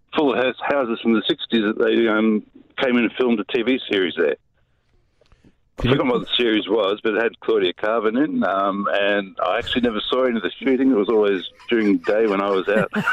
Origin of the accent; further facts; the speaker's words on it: Box Hill, Victoria, Australia; house I grew up in was in Box Hill